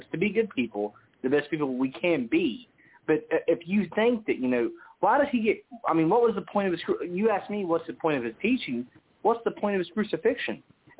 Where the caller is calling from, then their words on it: West Virginia, United States; I'm calling from West Virginia.